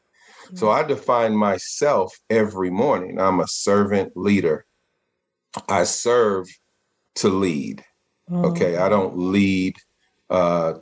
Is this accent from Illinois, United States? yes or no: no; Richmond, California, United States; I came from Richmond, California, it's in an impoverished, underserved area in the Bay Area